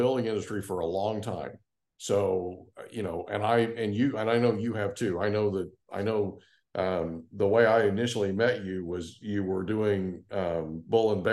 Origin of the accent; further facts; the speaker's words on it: Oklahoma, United States; now in California, United States; All my life growing up in Oklahoma